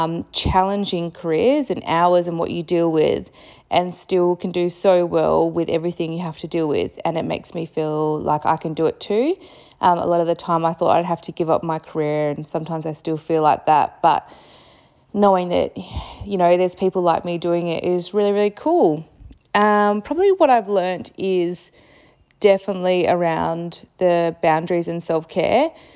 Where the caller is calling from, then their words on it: Perth, Western Australia, Australia; Where am I listening from? I am listening from Perth in Western Australia, just like yourselves.